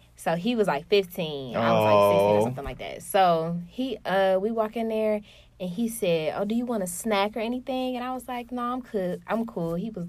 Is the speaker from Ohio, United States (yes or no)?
no; Detroit, Michigan, United States; I'm from Detroit, y'all.